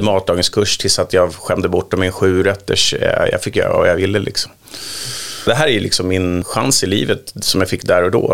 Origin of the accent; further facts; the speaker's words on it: Sundbyberg, Stockholm County, Sweden; jag kommer från Sumpan